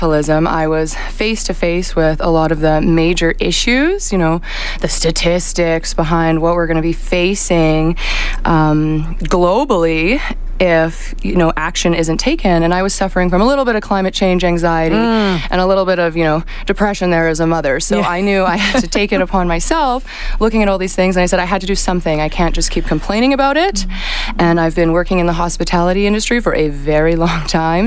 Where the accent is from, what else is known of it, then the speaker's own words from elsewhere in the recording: Ardrossan, Alberta, Canada; I'm from Berta. Like, I'm from oil country. I grew up, you know, in Ardrossan, on a farm.